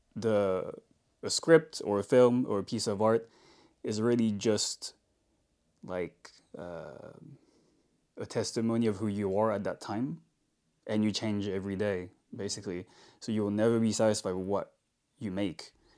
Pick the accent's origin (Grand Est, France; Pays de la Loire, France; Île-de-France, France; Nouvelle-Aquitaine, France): Île-de-France, France; Paris; moved away as an adult; also born or lived in London; I also really wanted to move out of France because I'm from Paris.